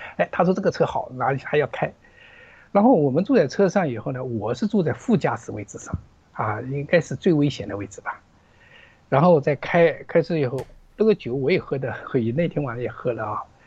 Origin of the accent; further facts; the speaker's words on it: Zhejiang, China; moved away; 我老家是浙江的一个老家，一个小， 小镇啊，小镇上啊，江南的一个小镇上